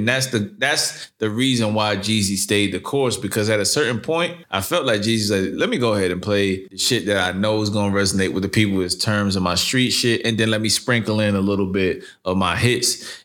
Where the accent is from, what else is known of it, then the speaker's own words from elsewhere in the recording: New York City, New York, United States; I'm from New York City